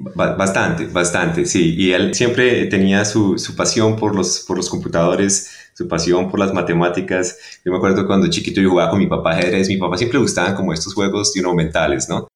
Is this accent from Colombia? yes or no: yes; Bogotá, Colombia; moved away; yo soy colombiano. Eh, nací en Bogotá